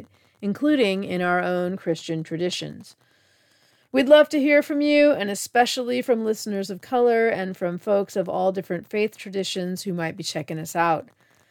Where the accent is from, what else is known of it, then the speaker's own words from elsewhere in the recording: United States; as an American